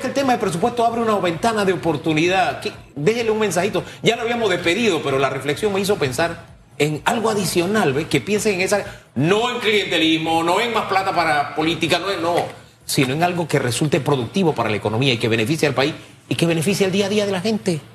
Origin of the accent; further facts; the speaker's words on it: Panama; Somos panameños